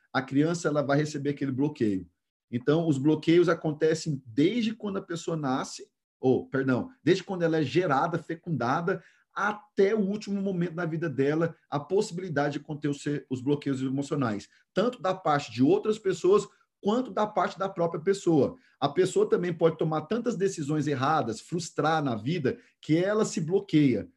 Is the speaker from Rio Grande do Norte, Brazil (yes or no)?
no; Goiânia, Goiás, Brazil; moved away; Nós morávamos que hoje em Goiânia é um dos lugares mais nobres